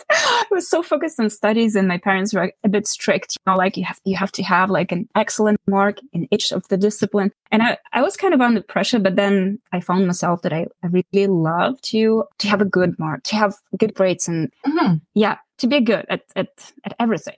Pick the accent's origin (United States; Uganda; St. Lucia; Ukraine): Ukraine; moved away as an adult; now in Canada; I grew up in Ukraine, where I was born, and I I finished my high school and, and both university degrees in Ukraine